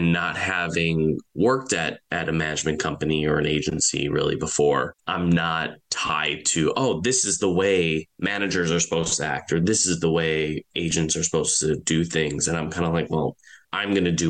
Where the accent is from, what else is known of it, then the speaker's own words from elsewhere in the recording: Michigan, United States; moved away as an adult; now in Los Angeles, United States; I'm originally from Michigan, came out to LA about 18 years ago